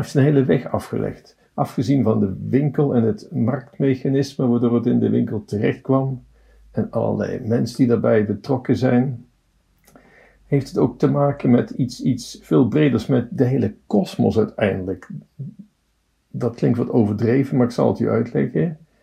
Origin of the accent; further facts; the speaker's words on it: Tilburg, North Brabant, Netherlands; Ik ben een Tilburger.